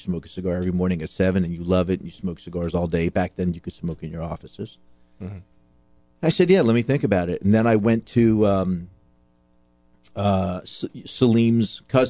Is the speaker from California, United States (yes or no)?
no; Florida, United States; I'm born and raised in Florida